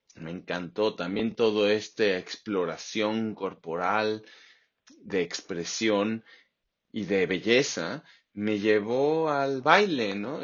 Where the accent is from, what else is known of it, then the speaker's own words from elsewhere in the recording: Mexico City, Mexico; moved away as an adult; also born or lived in Baja California; now in Australia; yo crecí en la Ciudad de México, me fui en cuanto pude